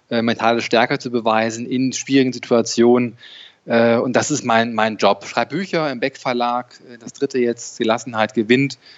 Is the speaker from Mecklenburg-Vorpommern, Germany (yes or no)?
no; Dortmund, North Rhine-Westphalia, Germany; born there; äh, 44 Jahre alt, geboren in Dortmund, äh, Fan von Borussia Dortmund.